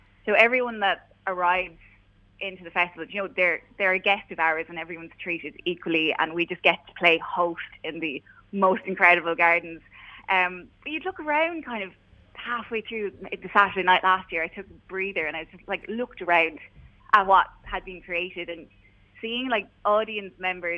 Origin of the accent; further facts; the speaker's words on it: Clonmel, Tipperary, Ireland; we grew up in Clonmel playing music in various bands, you know, probably awful at the time. And we ended up moving away, you know, living our lives. Mm-hmm. But kind of during the pandemic, we ended up moving back home, and we're here and we're settling down in Clonmel now.